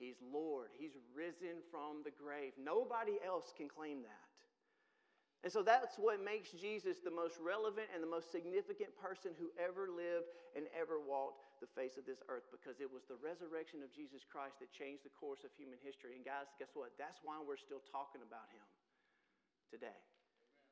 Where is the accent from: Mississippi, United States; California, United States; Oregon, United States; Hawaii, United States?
Mississippi, United States; now in Tennessee, United States; I'm from Mississippi